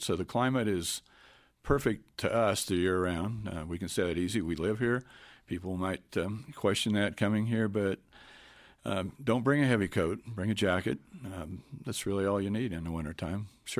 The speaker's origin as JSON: {"language": "English", "region": "Kansas", "country": "United States", "said": "I came from Kansas originally, and it's a completely different culture change here."}